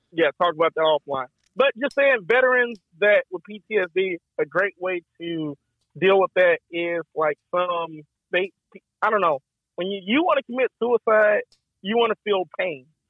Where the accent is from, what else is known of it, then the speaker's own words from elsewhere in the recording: Texas, United States; I'm from Texas, baby. You know, we like to shoot shit over there